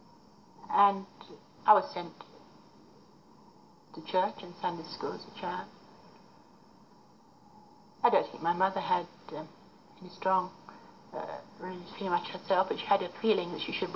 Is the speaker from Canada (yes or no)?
no; Derby, East Midlands, United Kingdom; moved away as an adult; also born or lived in Littleover / Oxford / India; now in Sikkim, India; I was born in Derbyshire, in Derby. And funnily enough, in a place called Monk Street. And after that, I lived in the countryside